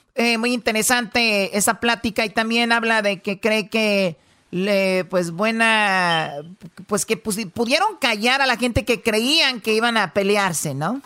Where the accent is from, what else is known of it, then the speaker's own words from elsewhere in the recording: Mexico; now in United States; más mexicanos no vengamos acá